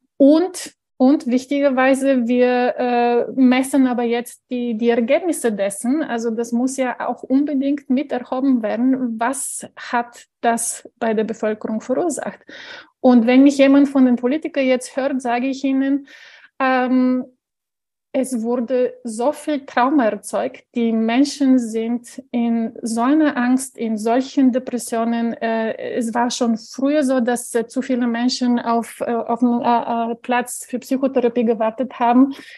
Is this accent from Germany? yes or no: no; Bulgaria; moved away; ich stamme aus Bulgarien, das heißt also 78 geboren